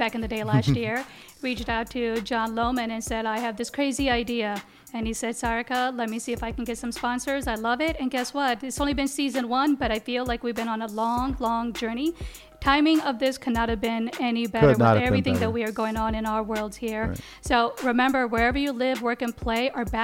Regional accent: United States; Growing up in the Quad Cities

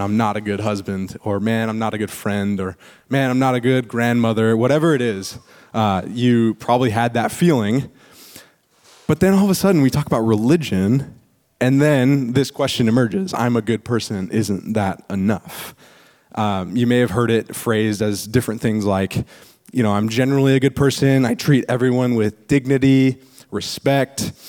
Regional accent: East Bay, California, United States; I was born and raised in the East Bay, so it's like I've I've grown up here

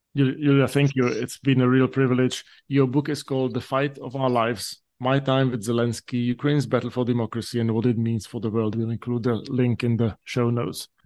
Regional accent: Slovakia; now in United States; Slovak American who, uh, grew up during the years when when, when my home country emerged out of communism

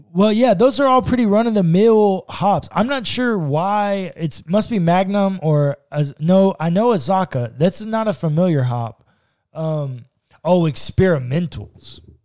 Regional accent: Texas, United States; We're from Texas

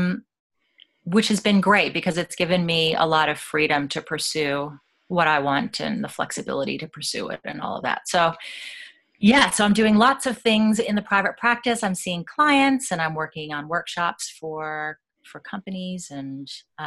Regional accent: United States; accent: American; moved away as an adult; you can tell I'm American

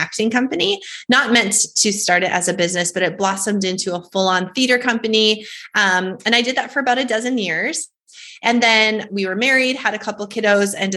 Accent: North Dakota, United States; I was born and raised in North Dakota

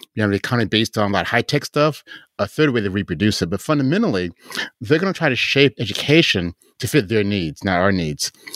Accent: Chicago, Illinois, United States; moved away; that's my hometown

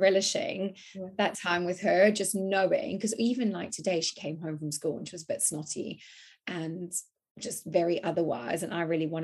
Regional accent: South Africa; being South African

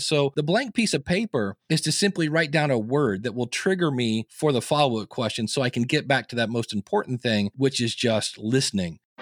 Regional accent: Akron, Ohio, United States; I was born in Akron, Ohio. I delivered the newspaper

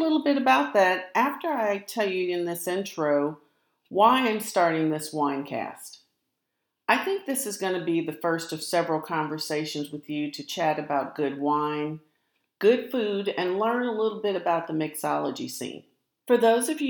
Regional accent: St. Louis, Missouri, United States; now in Texas, United States; I grew up in St. Louis. I live in Texas now

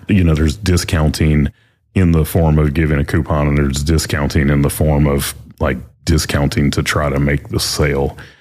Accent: the South, United States; We're from the South

